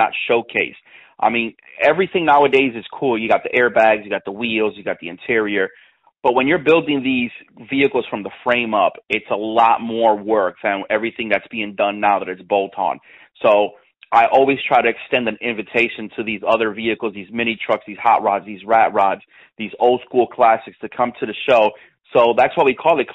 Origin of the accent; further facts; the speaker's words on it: Myrtle Beach, South Carolina, United States; it is my hometown